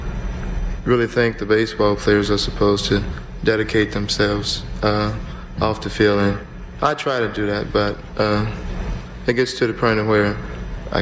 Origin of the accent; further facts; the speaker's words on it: the South, United States; I'm from the South